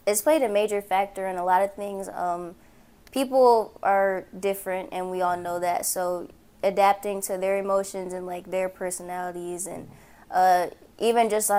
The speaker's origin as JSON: {"language": "English", "town": "Port Huron", "region": "Michigan", "country": "United States", "also_born_or_lived": "Arizona / Texas / North Carolina", "said": "So the thing is, I'm from Port Huron, but like, I've also lived multiple places, so I've never been set and settled in one place. So I'm from there, but I've lived in Arizona, Texas, North Carolina, multiple parts of Michigan."}